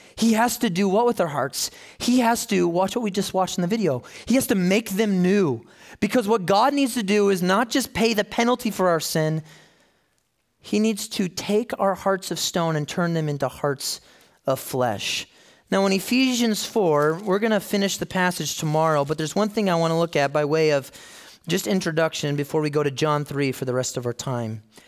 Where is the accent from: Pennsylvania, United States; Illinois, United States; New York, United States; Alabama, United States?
Illinois, United States; Chicago; So I grew up in Chicago. My, my childhood was there